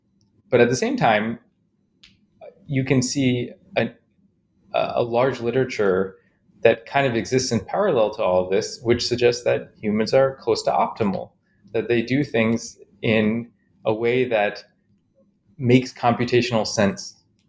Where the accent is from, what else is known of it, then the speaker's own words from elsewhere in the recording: Chicago, Illinois, United States; I grew up in Chicago, mostly, and I had a kind of interesting upbringing